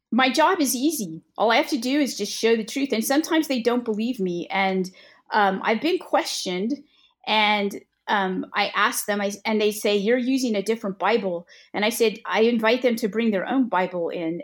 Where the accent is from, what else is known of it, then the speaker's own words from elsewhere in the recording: California, United States; moved away as an adult; now in the South, United States; I'm originally from California.